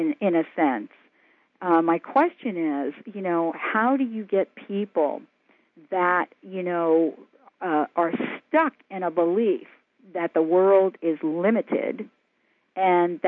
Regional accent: United States; also born or lived in New Jersey; now in West Coast, United States; I grew up in New York and New Jersey

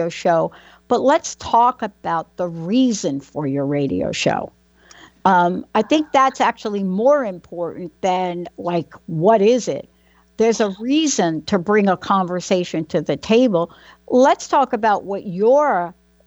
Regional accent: New York City, New York, United States; now in New Jersey, United States; I was born in the Bronx.

